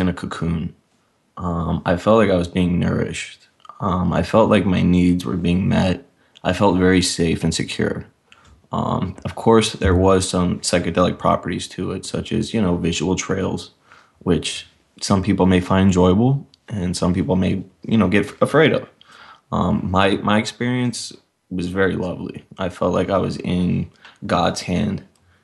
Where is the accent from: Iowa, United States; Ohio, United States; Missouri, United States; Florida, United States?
Florida, United States; Miami; I'm from Miami, Florida